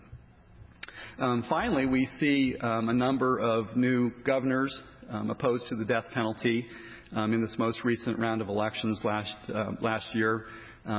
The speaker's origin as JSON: {"language": "English", "region": "Colorado", "country": "United States", "tie": "born or raised there", "said": "my home state of Colorado"}